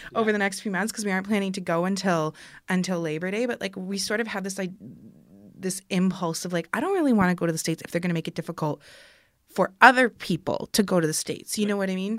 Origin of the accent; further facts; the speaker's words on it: Kitchener, Ontario, Canada; I'm from Kitchener